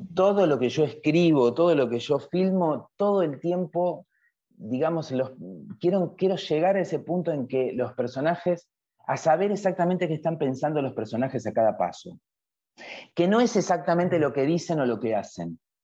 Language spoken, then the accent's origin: Spanish; Argentina; en mi país, la Argentina